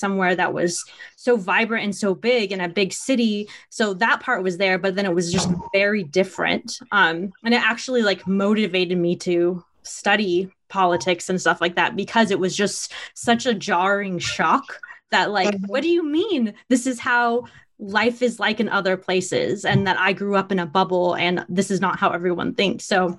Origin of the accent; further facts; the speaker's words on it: Oakland, California, United States; moved away as an adult; also born or lived in Chicago; I'm from Oakland, California